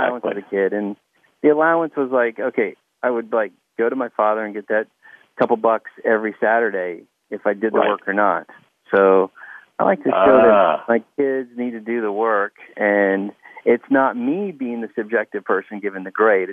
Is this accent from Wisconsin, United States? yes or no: no; Kansas City, Missouri, United States; moved away; also born or lived in Dearborn, Michigan / Arkansas; I'm from Dearborn, Michigan. Spent a lot of time, most of my life, in Kansas City, Missouri